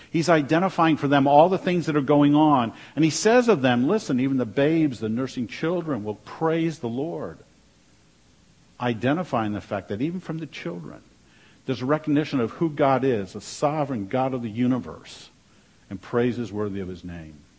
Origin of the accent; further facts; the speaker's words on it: Washington, District of Columbia, United States; moved away; also born or lived in North Dakota; growing up in Washington, D.C.